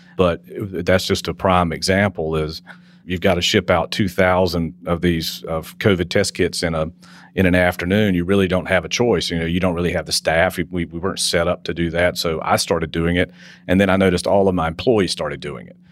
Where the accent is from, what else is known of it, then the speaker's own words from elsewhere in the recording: Wilson, North Carolina, United States; I grew up in Wilson, North Carolina.